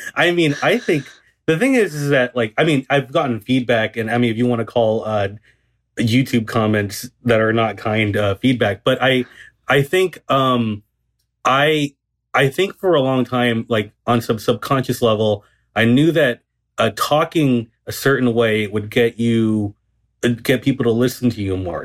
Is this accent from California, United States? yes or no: yes; Garden Grove, California, United States; I grew up in um Garden Grove, which is in Southern California